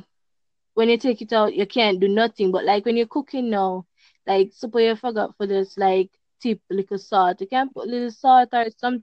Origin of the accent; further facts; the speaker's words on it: Jamaica; I'm from Jamaica